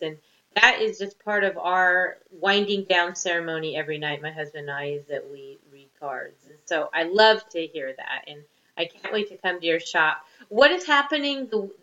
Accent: Topanga, California, United States; moved away as an adult; also born or lived in Albuquerque, New Mexico; now in Naples, United States; I come from Topanga Canyon, the hippie colony of Southern California. And I grew up also, my mom was a complete esoteric hippie

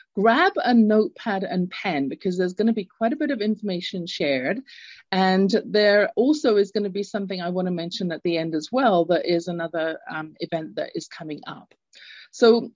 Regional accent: England, United Kingdom; moved away; I grew up in England. You can tell from my accent. I'm not born in the States, in the US, in Canada

